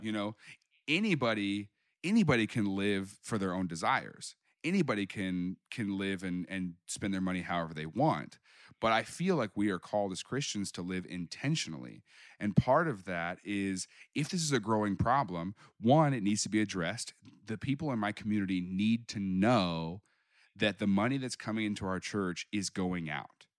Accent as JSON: {"language": "English", "town": "Springfield", "region": "Missouri", "country": "United States", "tie": "born or raised there", "moved": "as an adult", "lives_now": "Kansas City, United States", "said": "I grew up down in Springfield"}